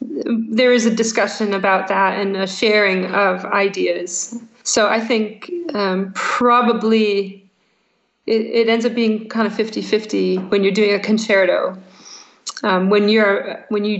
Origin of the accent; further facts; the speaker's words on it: United States; moved away as an adult; now in Scotland, United Kingdom; American in Scotland